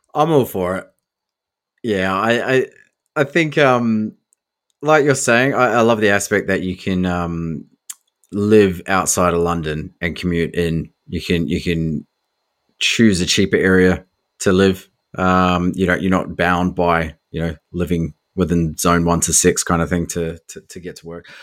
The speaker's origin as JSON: {"language": "English", "country": "New Zealand", "tie": "born or raised there", "moved": "yes", "lives_now": "Australia", "said": "where I grew up in New Zealand"}